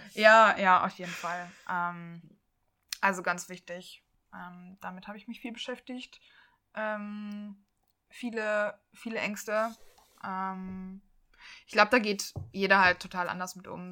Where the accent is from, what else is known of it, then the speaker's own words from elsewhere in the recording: Leverkusen, North Rhine-Westphalia, Germany; moved away; ich komme aus Leverkusen